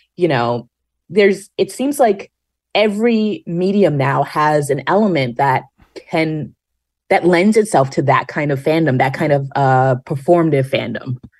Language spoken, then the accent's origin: English; New York, United States; being a New Yorker